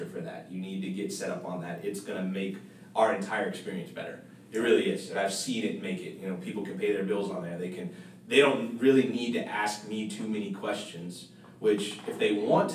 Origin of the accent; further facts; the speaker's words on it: St. Petersburg, Florida, United States; I'm originally from St. Pete, Tampa area